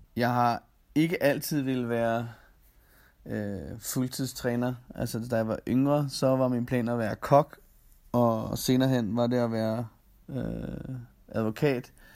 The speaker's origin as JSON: {"language": "Danish", "country": "Denmark", "moved": "as an adult", "lives_now": "Austria", "said": "man har efterladt al familie og venner øh, hjemme i Danmark"}